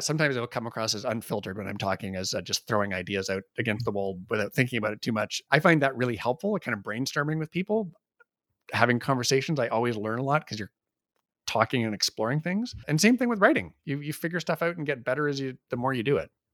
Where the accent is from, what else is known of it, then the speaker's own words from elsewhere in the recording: Canada; we're Canadian